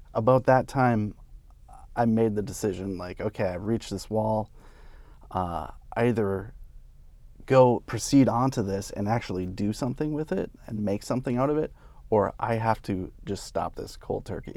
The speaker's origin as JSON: {"language": "English", "town": "St. Cloud", "region": "Minnesota", "country": "United States", "tie": "born or raised there", "said": "I grew up in Saint Cloud"}